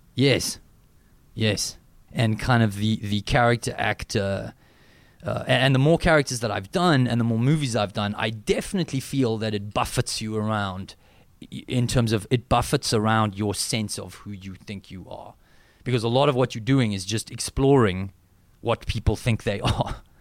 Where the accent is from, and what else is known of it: South Africa